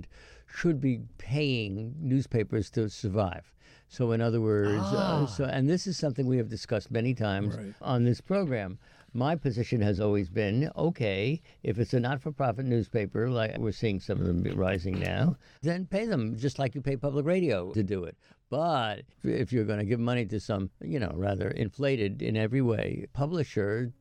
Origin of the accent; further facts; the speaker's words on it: New York, United States; growing up in New York